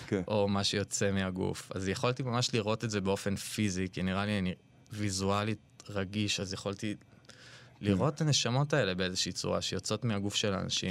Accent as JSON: {"language": "Hebrew", "town": "Ra'anana", "region": "Central District", "country": "Israel", "tie": "born or raised there", "said": "אני בא ממשפחה קונפורמיסטית מאוד מאוד ברעננה"}